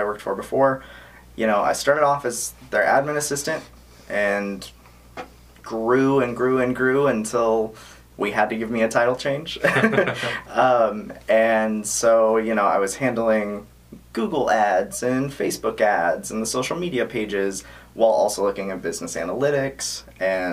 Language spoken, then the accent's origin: English; Sacramento, California, United States; I'm born and raised in Sacramento. Lived in Sacramento my whole life.